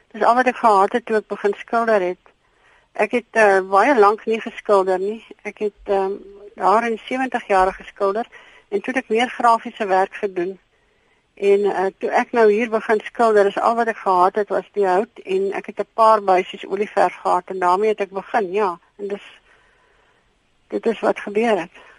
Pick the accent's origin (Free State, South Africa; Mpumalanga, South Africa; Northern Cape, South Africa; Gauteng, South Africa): Gauteng, South Africa; Krugersdorp; now in Philippolis, South Africa; Ek kom oorspronklik van Kreeusdorp, Johannesburg se wêreld af. En ons het hiernatoe getrek